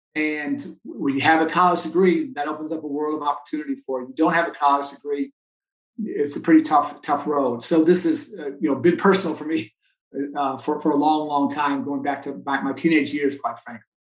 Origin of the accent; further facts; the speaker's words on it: Chicago, Illinois, United States; I grew up playing here in Chicago